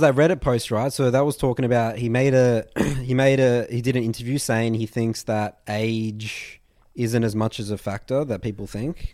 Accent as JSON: {"language": "English", "country": "Australia", "said": "we're Australian. We never knew about N F L growing up"}